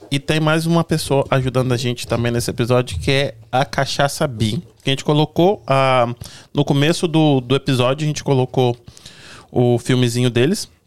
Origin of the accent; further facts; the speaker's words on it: Espírito Santo, Brazil; O negócio é que eu sou, eu sou capixaba. E aí a gente, do, do Espírito Santo, a gente fala que a gente não tem sotaque.